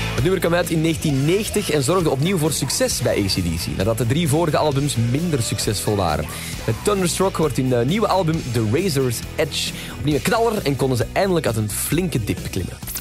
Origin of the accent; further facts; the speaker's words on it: Belgium; wij Belgen